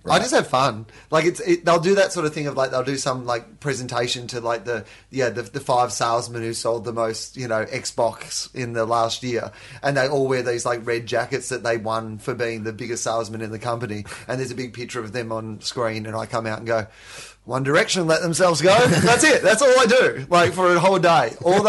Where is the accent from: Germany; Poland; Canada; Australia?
Australia; I love Australians, but there is a fucking, there's one part of being Australian that really shits me